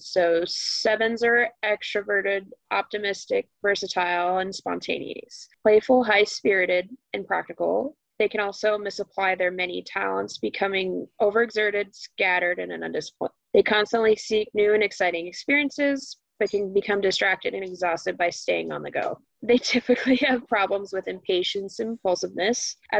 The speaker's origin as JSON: {"language": "English", "region": "Arizona", "country": "United States", "tie": "born or raised there", "moved": "yes", "lives_now": "St. Louis, United States", "said": "Also born and raised in Arizona. So we're both from Arizona."}